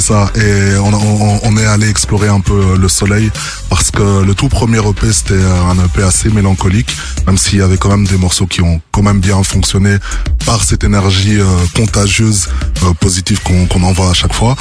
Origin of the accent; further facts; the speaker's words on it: Brussels, Brussels-Capital Region, Belgium; je viens de Bruxelles